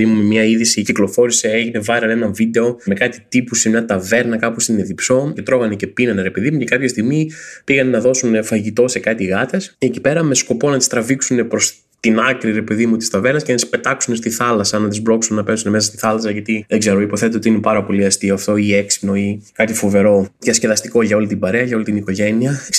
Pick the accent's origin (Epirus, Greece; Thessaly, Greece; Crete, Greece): Crete, Greece; Rethymno; Στο Ρέθινο, στο κέντρο, α, ε, είμαι και εγώ από το Ρέθινο